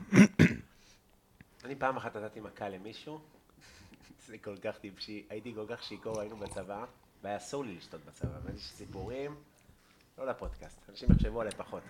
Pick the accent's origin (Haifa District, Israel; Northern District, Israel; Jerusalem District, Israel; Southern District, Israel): Northern District, Israel; Afula; now in Tel Aviv, Israel; מהילדות שלי, בגבעת המורה